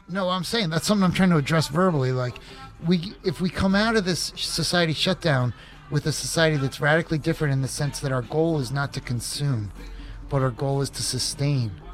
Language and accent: English; suburbs of Philadelphia, Pennsylvania, United States; moved away as an adult; now in Oregon, United States; I'm originally from the suburbs of Philadelphia, Pennsylvania